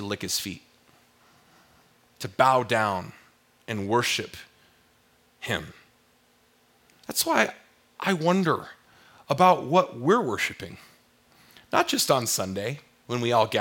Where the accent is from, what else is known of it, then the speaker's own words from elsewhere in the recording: South Orange County, California, United States; we were growing up in South Orange County, California